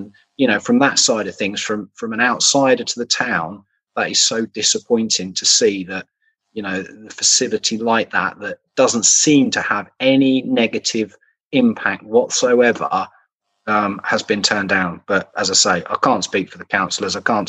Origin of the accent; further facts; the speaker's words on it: Suffolk, East of England, United Kingdom; moved away as an adult; also born or lived in Dorset; now in Bedfordshire, United Kingdom; I was born in Dorset, lived in Suffolk most of my life. So, you know, I'm nearer to Luton now in Bedfordshire, but I'm still not Luton based.